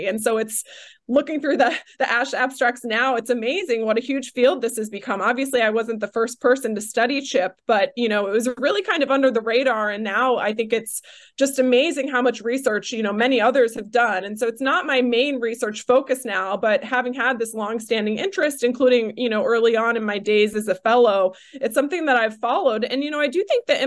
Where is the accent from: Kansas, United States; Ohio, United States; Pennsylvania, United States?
Ohio, United States; also born or lived in North Carolina / New York; now in California, United States; I grew up in Ohio